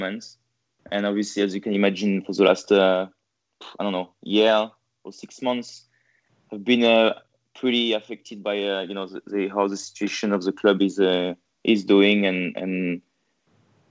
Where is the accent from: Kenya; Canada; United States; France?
France; Marseille, Provence-Alpes-Côte d'Azur; moved away as an adult; now in Melbourne, Australia; I was born in Marseille before moving to... So I lived in France and Marseille for... 25 years.